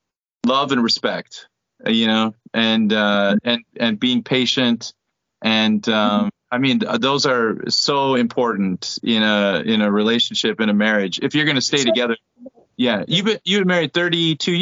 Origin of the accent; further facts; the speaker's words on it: United States; my wife is Korean, I'm American